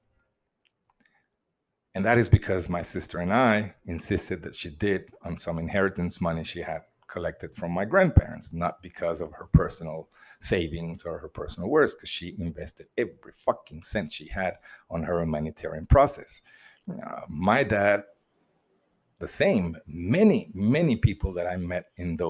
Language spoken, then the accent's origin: English; Mozambique; I grew up in Mozambique in the communist years